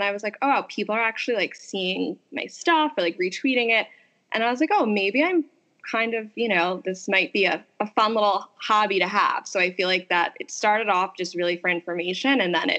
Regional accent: Scranton, Pennsylvania, United States; moved away as an adult; also born or lived in Philadelphia; I went to school in Philly. So I'm from Scranton, PA. I went to Temple for undergrad. I went to Drexel for law school. So I was in Philly town for 7 straight years.

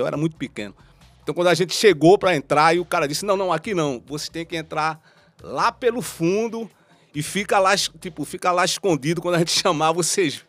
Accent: Recife, Pernambuco, Brazil; Eu também sou da Mostardinha ali do, da rua João Trajano

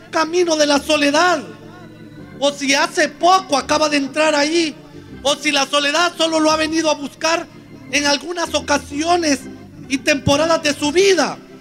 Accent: Honduras; todos los hondureños

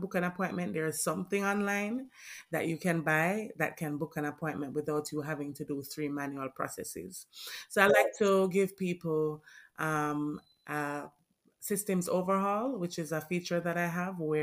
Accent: Jamaica; I'm Jamaican born.

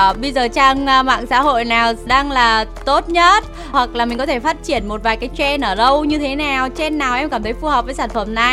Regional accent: Quang Ninh, Vietnam; em ở quảng ninh ạ

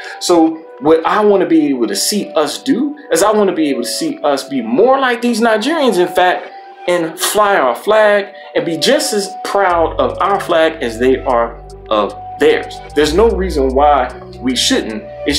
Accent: United States; I think we as Black American people have a lot to learn

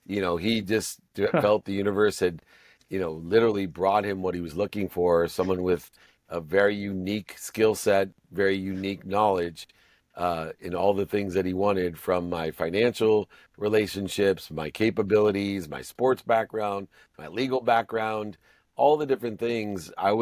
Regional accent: Akron, Ohio, United States; born there; when I was born in Akron, Ohio, into a family of six kids, five boys and a girl.

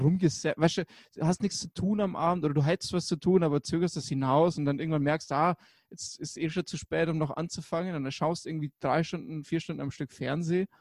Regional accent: Germany; bei uns in Deutschland

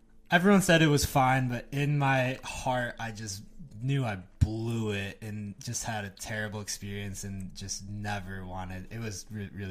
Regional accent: West Bend, Wisconsin, United States; I grew up in West Bend, Wisconsin.

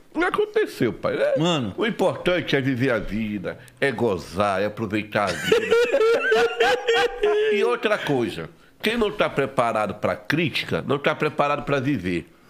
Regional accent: Curuçá, Pará, Brazil; moved away; also born or lived in Belém; eu sou do Prauajó, uma colônia, né? Uma colônia agrícola, no município de Curuçá, no estado do Pará

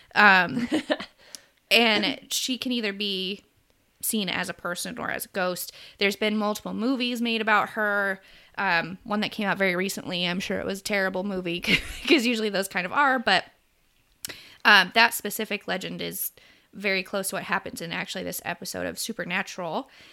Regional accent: United States; it's not anything I grew up with in America

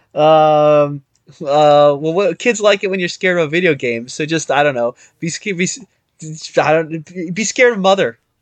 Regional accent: United States; I'm an American

